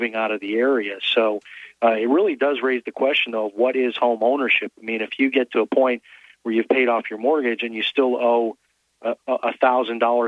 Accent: Chicago, Illinois, United States; now in Daytona Beach area, United States; I'm from the Chicago area

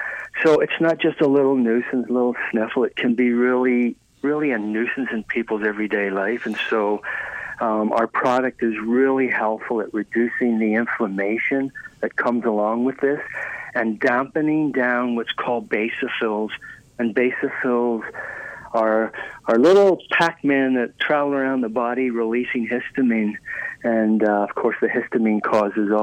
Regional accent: Ireland; moved away; I was raised in Ireland

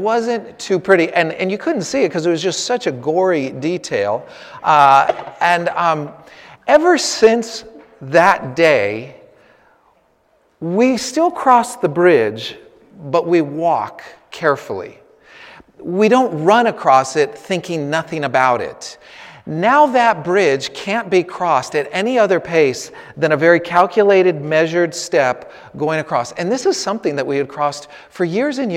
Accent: Northern California, United States; moved away; I come from Northern California. My parents are living about an hour and a half south of San Francisco in the Santa Cruz Mountains

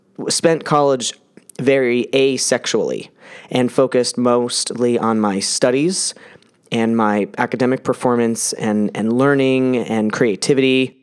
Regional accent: New Jersey, United States; I was born in New Jersey in nineteen seventy-eight

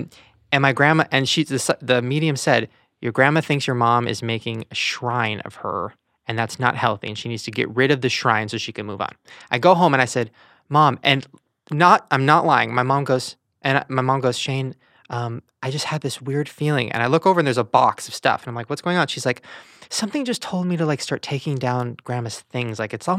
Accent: Long Beach, California, United States; Long Beach.

